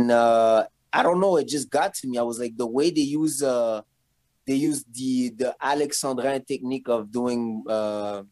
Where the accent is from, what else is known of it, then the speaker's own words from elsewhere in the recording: Montreal, Quebec, Canada; I grew up in Rivière-des-Prairies